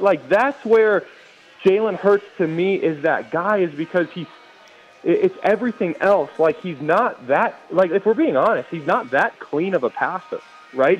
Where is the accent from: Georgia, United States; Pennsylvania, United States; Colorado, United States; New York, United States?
Colorado, United States; I grew up in Colorado by the time that I was going through high school